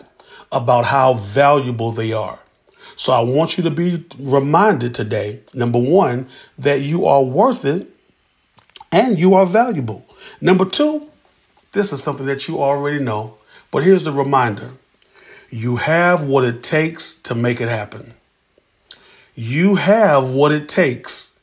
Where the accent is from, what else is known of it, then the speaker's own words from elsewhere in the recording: Columbia, South Carolina, United States; from Columbia, South Carolina